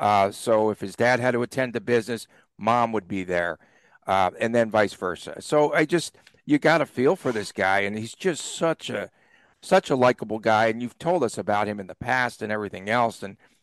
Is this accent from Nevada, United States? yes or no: yes; Las Vegas, Nevada, United States; from Las Vegas.